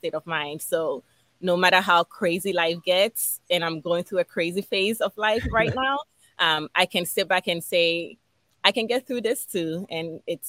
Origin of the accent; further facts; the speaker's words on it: Accra, Greater Accra, Ghana; also born or lived in Philadelphia, United States; now in United States; I was born and raised in Ghana, West Africa